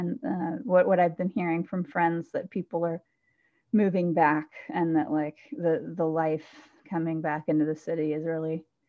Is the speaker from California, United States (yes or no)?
no; Atlanta, Georgia, United States; now in Oakland, United States; I'm from Atlanta. It's a beautiful place to be this time of year